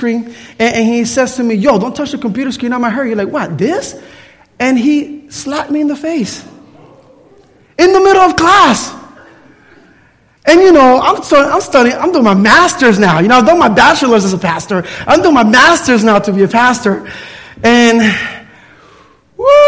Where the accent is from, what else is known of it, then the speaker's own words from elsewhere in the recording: Puerto Rico; I grew up in Puerto Rico